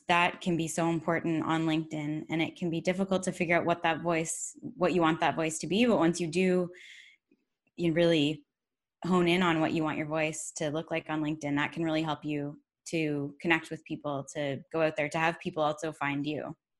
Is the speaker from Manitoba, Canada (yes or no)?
no; Georgetown, Ontario, Canada; my hometown of Georgetown, Ontario